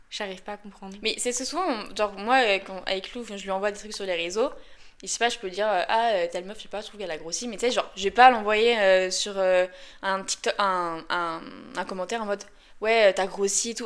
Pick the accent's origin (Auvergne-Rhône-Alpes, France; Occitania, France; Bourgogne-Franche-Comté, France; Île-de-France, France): Auvergne-Rhône-Alpes, France; Lyon; Je suis une bonne lyonnaise